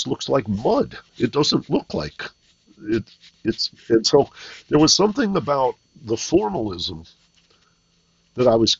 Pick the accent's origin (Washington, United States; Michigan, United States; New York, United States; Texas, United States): Michigan, United States; Detroit; growing up in Detroit